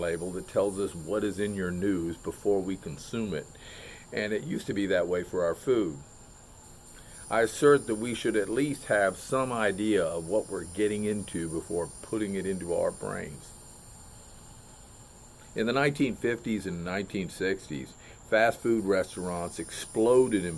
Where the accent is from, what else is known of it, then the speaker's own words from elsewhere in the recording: Melbourne, Florida, United States; I've been teaching and coaching down here in my hometown of Melbourne, Florida, for the past 35 years